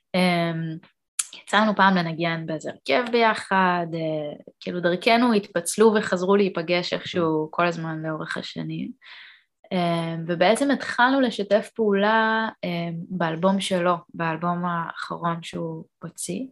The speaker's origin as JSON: {"language": "Hebrew", "country": "Israel", "tie": "born or raised there", "also_born_or_lived": "Canada", "said": "עליתי לארץ עם אימא שלי ועם אח שלי בגיל ארבע"}